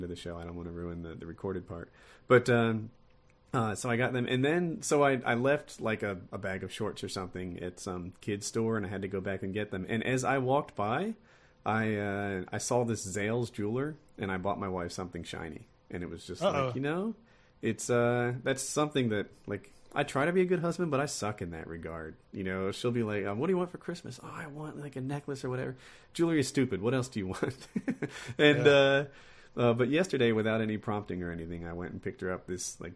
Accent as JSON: {"language": "English", "town": "Ocean City", "region": "New Jersey", "country": "United States", "tie": "born or raised there", "said": "I was raised like in Ocean City, New Jersey. It's a beach town."}